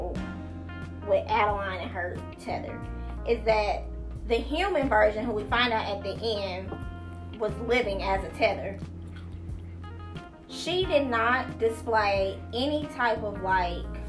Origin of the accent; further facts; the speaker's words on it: United States; as an American